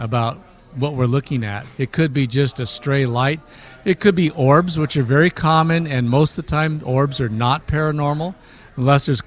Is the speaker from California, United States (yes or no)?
yes; Alameda, California, United States; I grew up in Alameda